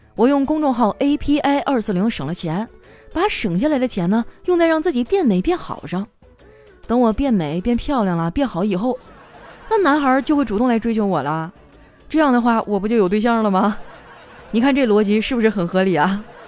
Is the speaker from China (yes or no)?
yes; Harbin, Heilongjiang, China; moved away as an adult; also born or lived in southern China; 在我老家哈尔滨，抢着结账，几乎可以算是一项极限运动了